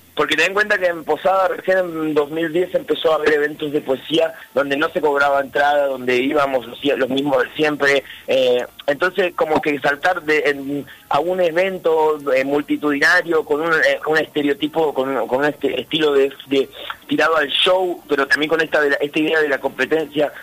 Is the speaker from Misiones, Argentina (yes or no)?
yes; Misiones, Argentina; also born or lived in Río Cuarto, Córdoba; Yo nací en, Río Cuarto, Córdoba, vine muy chico a vivir a Misiones